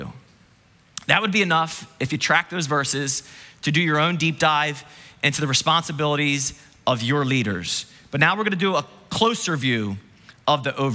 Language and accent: English; New Jersey, United States; New Jersey